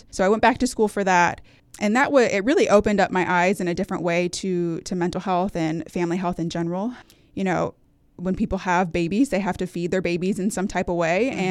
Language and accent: English; California, United States; now in Hampton Roads, United States; I grew up and was born and raised in Northern California with my husband. Um, we're both from the California area, and we moved here in 2014 when he got orders for Norfolk uh, Naval Base.